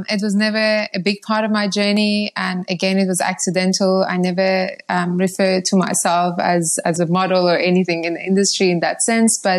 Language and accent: English; Iran; moved away; also born or lived in Zimbabwe; And um, yeah, I'm originally from Iran. Um, my family left Iran uh, over 20 years ago my dad had an opportunity in Zimbabwe and we moved there.